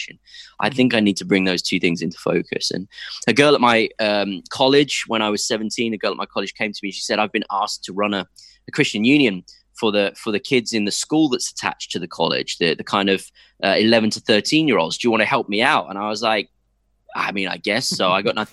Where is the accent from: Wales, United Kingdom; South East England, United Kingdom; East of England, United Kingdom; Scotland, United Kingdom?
East of England, United Kingdom; Cambridge; also born or lived in London; first 4 years in London and then 14 happy years growing up in Cambridge